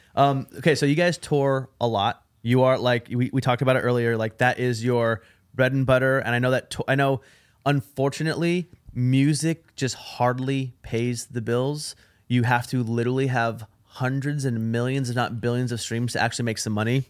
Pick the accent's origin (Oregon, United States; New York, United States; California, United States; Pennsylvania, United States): Oregon, United States; Portland; me, Judah, and Duck were all from Portland, Oregon.